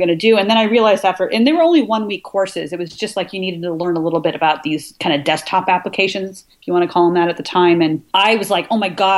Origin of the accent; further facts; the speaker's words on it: Washington, United States; moved away as an adult; also born or lived in Michigan / New York; I moved from Michigan back to Washington State, which is my home state